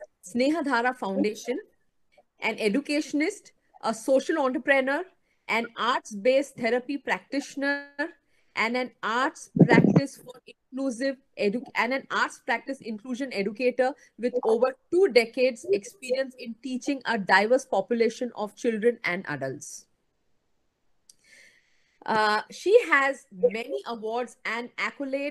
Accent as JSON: {"language": "English", "town": "Mumbai", "region": "Maharashtra", "country": "India", "also_born_or_lived": "Mohali", "said": "I am basically from Mumbai"}